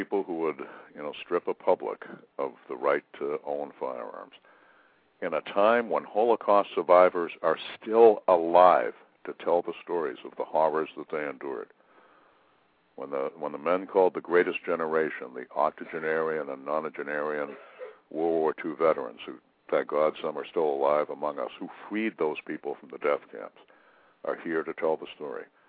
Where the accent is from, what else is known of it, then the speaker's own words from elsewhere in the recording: New England, United States; growing up in New England